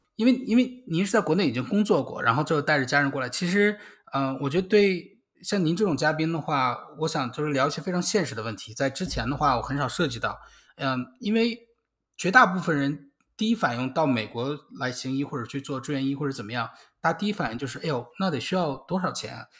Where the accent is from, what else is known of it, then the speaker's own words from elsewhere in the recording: Beijing, China; moved away as an adult; now in United States; 我是北京的嘛